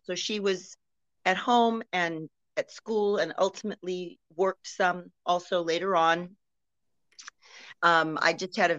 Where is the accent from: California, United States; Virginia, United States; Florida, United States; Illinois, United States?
California, United States; Corona; also born or lived in Oakland, California; I was born in California. I'm a native Californian up in Oakland, the Bay Area, but I moved to Corona when I was 7.